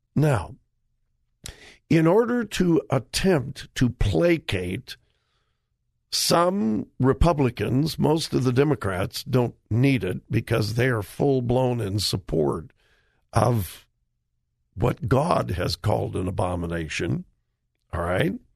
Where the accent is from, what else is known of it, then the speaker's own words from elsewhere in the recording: Southern California, United States; my pastor that I grew up under in Southern California